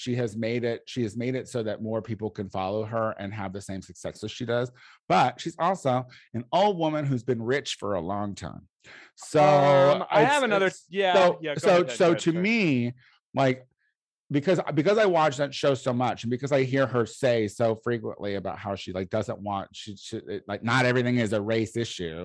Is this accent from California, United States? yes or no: no; Illinois, United States; I'm from Illinois